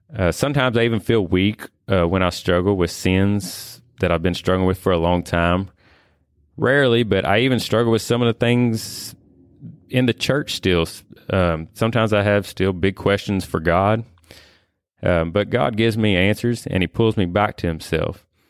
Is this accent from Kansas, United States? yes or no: no; Whitesville, Kentucky, United States; born and raised in Whitesville, Kentucky here